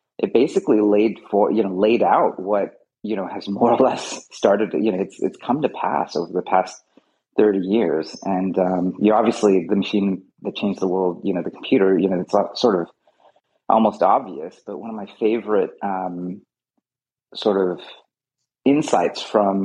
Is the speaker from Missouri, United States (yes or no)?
no; Fremont, California, United States; also born or lived in Canada; I grew up here in Fremont